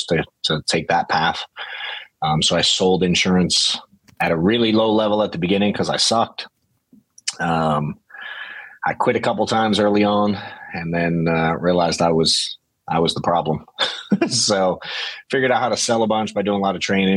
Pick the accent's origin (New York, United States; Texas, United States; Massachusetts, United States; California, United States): Massachusetts, United States; Boston; now in Atlanta, United States; I'm from Boston originally